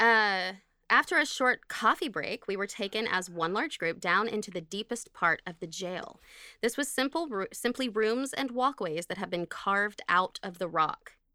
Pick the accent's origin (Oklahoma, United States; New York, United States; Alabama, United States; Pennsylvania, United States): Oklahoma, United States; I'm from Oklahoma.